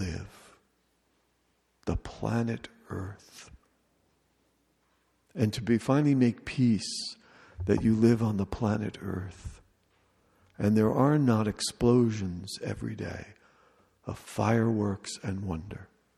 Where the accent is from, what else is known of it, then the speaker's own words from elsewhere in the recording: United States; as an American